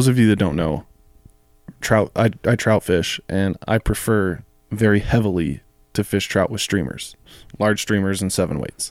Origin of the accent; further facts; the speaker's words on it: Colorado, United States; growing up in Colorado